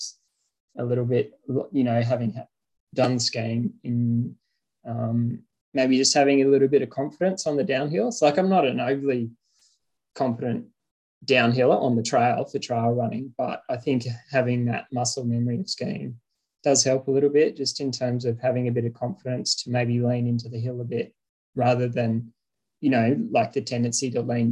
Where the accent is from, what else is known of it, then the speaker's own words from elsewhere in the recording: Cooma, New South Wales, Australia; I grew up in Cooma, just south of Canberra here